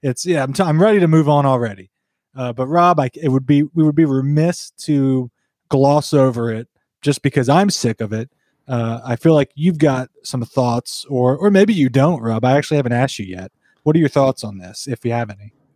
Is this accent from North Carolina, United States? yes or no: yes; near Wilkesboro, North Carolina, United States; We grew up obviously near Wilkesboro, North Carolina, the moonshine capital of of history